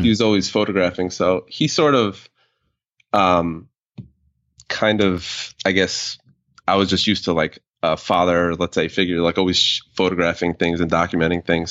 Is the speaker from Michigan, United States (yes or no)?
no; New York, United States; I'm from New York, but it was, like, a town where everybody was Italian, Irish, and blue collar kind of town